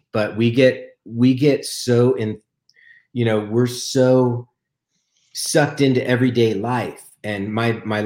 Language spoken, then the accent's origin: English; Denver, Colorado, United States; moved away; Denver, my hometown. You know, I just moved back